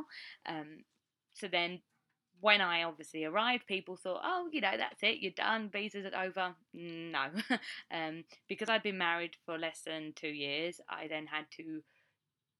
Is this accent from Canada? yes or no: no; United Kingdom; moved away as an adult; now in United States; I am a Brit and I married an American.